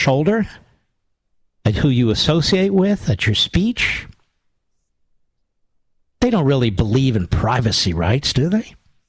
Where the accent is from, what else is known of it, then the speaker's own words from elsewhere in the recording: Philadelphia, Pennsylvania, United States; I'm 64. I grew up in Philadelphia.